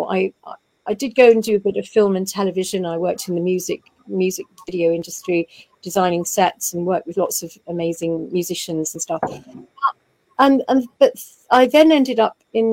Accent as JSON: {"language": "English", "town": "Folkestone", "region": "South East England", "country": "United Kingdom", "tie": "born or raised there", "also_born_or_lived": "Dover", "said": "I was born in Dover in Kent, and I went to school in Folkestone"}